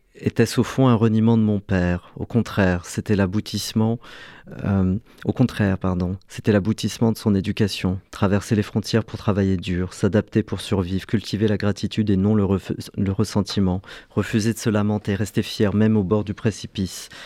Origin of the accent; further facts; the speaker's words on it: Algeria; now in France; pour obtenir la nationalité française, c'était un cauchemar administratif, puisque je suis né en Algérie